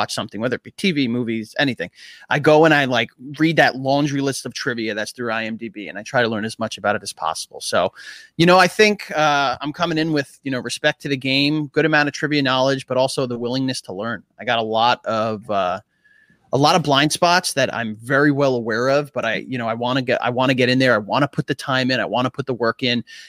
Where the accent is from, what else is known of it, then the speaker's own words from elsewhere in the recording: New York, United States; moved away as an adult; now in New Jersey, United States; I'm from Queens as well.